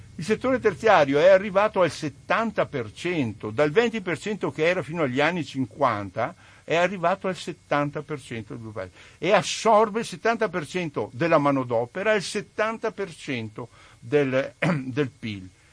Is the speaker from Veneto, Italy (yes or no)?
yes; Refrontolo, Veneto, Italy; Io sono di Refronto, lo sono nella zona, nel cuore del Prosecco